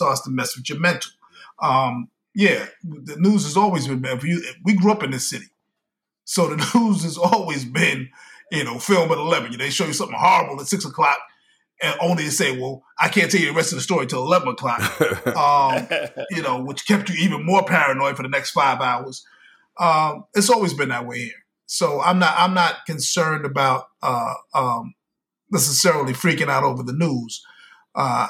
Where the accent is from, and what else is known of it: New York, United States; born or raised there